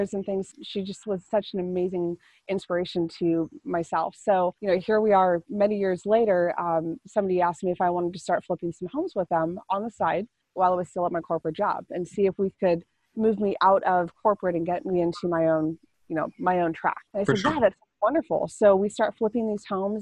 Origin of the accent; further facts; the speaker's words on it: California, United States; I grew up in California.